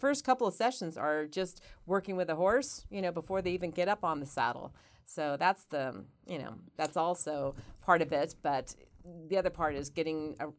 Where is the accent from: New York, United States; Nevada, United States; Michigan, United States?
Nevada, United States; Wellington; Wellington. I grew up in Wellington.